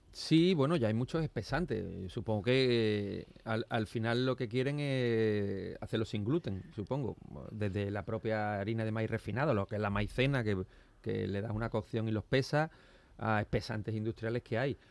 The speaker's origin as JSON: {"language": "Spanish", "town": "Seville", "region": "Andalusia", "country": "Spain", "tie": "born or raised there", "also_born_or_lived": "Málaga", "said": "yo nací en Sevilla, pero mis abuelos vivían aquí"}